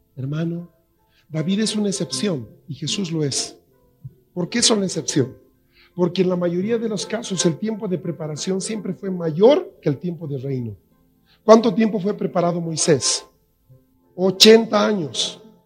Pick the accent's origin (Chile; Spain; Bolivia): Bolivia; La Paz; en La Paz tenemos buen agua